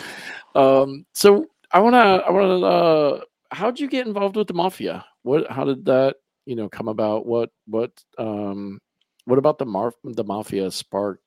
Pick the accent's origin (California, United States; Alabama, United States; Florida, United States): Florida, United States; Lake County; I grew up in Lake County